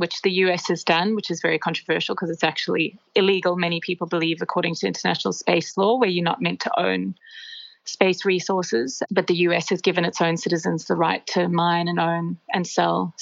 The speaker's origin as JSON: {"language": "English", "country": "Australia", "said": "as Australian citizens"}